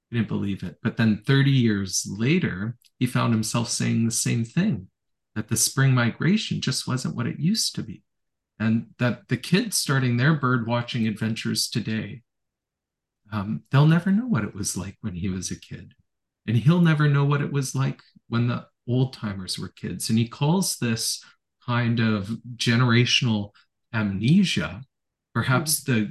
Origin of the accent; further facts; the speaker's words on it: Ontario, Canada; born there; also born or lived in Elliott Lake / North Delta / Victoria / Strathcona Park; I was born in Northern Ontario. I lived in Elliott Lake, North Delta, Victoria, Strathcona Park, about a dozen places, perhaps on average, like three years each place I lived.